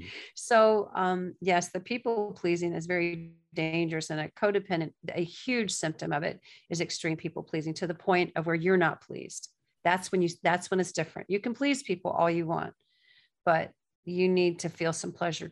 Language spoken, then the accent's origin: English; the South, United States; now in New York, United States; That's why I love living in New York, because I didn't have to guess. And I'm from the South, where everybody says, bless your heart.